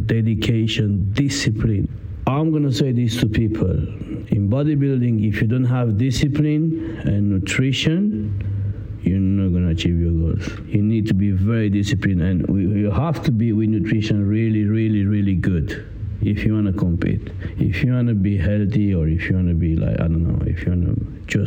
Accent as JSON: {"language": "English", "country": "Italy", "second_language": "English", "moved": "as an adult", "lives_now": "London, United Kingdom", "said": "I came from Italy. In UK, I am already 7 years, something like that."}